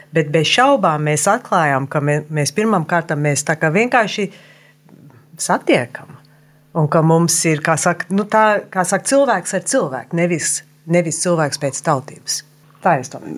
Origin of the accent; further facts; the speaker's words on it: Wilmington, Delaware, United States; moved away as an adult; also born or lived in Philadelphia, United States; now in Latvia; es uzaugu Vilmingtonā, Delavērā